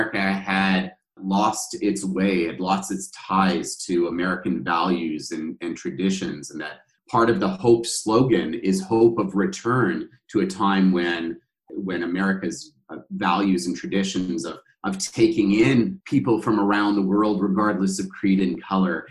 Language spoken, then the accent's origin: English; Canada; Part of my sense of self is derived by the fact that I'm Canadian